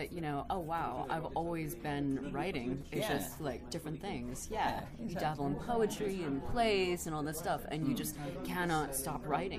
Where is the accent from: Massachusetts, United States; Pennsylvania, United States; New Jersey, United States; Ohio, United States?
Massachusetts, United States; Boston; so, I'm from Boston.